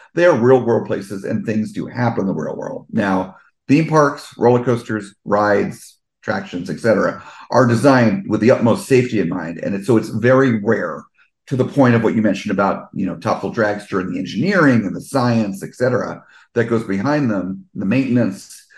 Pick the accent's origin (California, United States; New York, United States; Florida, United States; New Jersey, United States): New Jersey, United States; Fort Lee; also born or lived in Englewood, New Jersey; the first seven years of my life, I lived in Fort Lee